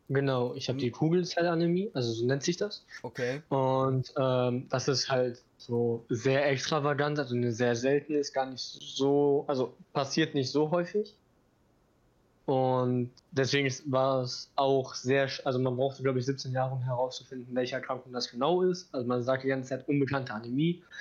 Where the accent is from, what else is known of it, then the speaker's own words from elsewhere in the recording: Bochum, North Rhine-Westphalia, Germany; born there; Ich war ein Frühchen, also mhm. fast einen ganzen Monat, sogar zu früh. Okay. Ähm, dann, also ich wurde im Bochumer Krankenhaus geboren.